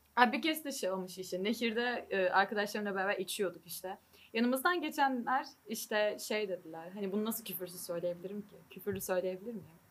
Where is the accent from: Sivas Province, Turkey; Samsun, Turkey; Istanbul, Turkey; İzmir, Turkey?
İzmir, Turkey; now in Germany